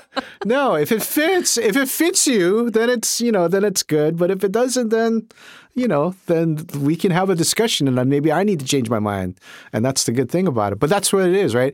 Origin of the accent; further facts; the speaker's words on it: Honolulu, Hawaii, United States; my experience was in Hawaii, in Honolulu, growing up in Honolulu at that time